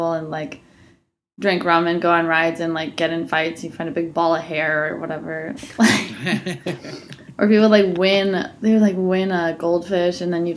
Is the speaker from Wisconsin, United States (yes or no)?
yes; Bayfield, Wisconsin, United States; moved away; My hometown is, like, 400 people.